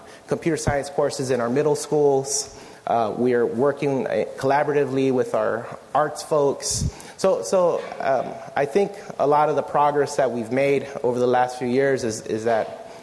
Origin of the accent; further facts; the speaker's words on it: San Diego, California, United States; I grew up in South San Diego, the same region where Sweetwater Union High School District is.